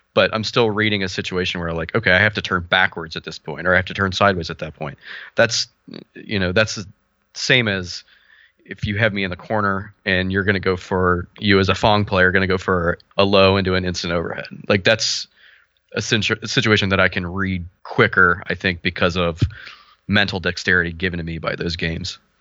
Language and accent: English; Cincinnati, Ohio, United States; I'm from Cincinnati, Ohio